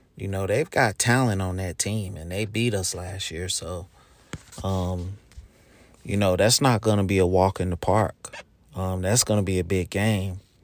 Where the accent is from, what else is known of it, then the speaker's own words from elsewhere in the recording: Charlotte, North Carolina, United States; Charlotte, you know, my hometown